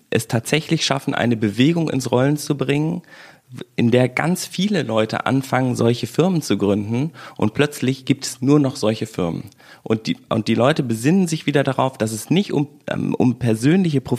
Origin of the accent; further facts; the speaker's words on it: West Germany, Germany; bin halt Wessi und du bist aus Brandenburg.